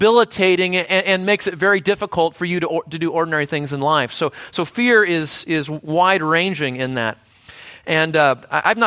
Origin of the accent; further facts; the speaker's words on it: Southern California, United States; my hometown in Southern California